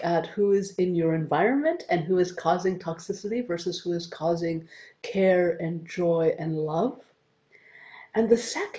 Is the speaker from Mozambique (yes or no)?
no; Canada; I'm Canadian